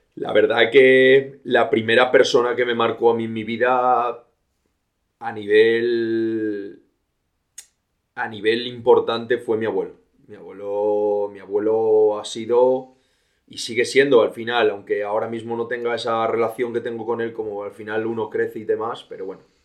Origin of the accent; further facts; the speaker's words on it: Villablino, Castile and León, Spain; also born or lived in Valderas / England / Australia; Yo actualmente soy de Villablino, un pueblo de la montaña, un pueblo de León, donde pasé mis dos primeros años